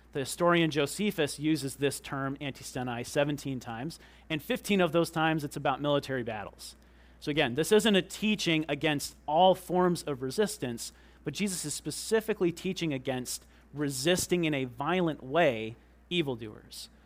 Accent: United States; we're Americans

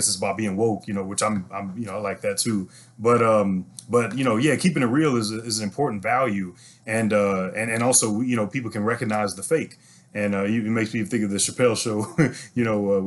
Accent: St. Louis, Missouri, United States; now in Houston, United States; I'm originally from St. Louis, Missouri, and that's where I was born and raised.

